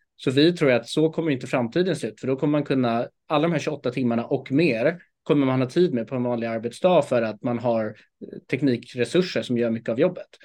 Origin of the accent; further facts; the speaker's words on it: Stockholm, Stockholm County, Sweden; jag är född och uppvuxen här i Stockholm